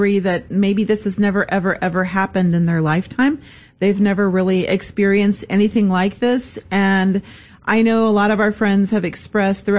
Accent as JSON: {"language": "English", "town": "Edinburg", "region": "Texas", "country": "United States", "tie": "born or raised there", "moved": "yes", "said": "We grew up in Edinburgh, and we went to St. Joseph's Catholic School"}